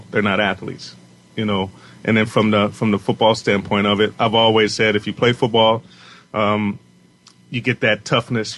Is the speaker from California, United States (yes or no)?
yes; Southern California, United States; we're from Southern California